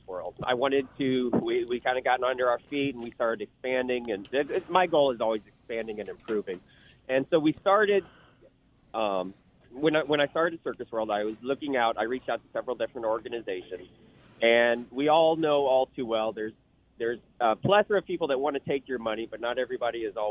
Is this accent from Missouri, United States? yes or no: yes; St. Louis, Missouri, United States; I'm actually from St. Louis originally, the Show Me State